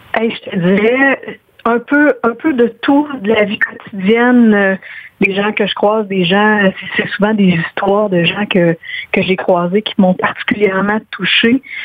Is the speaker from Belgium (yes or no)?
no; Quebec, Canada; also born or lived in Guatemala; j'ai, une culture québécoise, je parle euh, français très, très bien